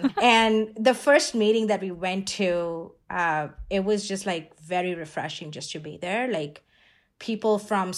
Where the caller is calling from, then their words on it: Boise, Idaho, United States; And I'm calling in from Boise, Idaho, if people don't know where that is from.